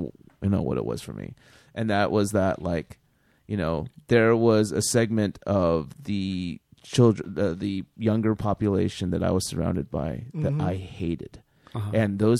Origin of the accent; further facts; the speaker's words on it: Fresno, California, United States; moved away as an adult; growing up in Fresno sucked.